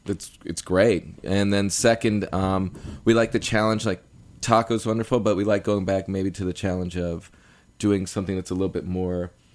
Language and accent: English; New York City, New York, United States; I grew up in New York City